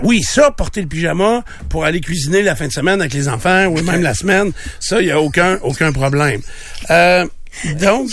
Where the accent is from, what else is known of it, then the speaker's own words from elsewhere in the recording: Quebec, Canada; je suis québécois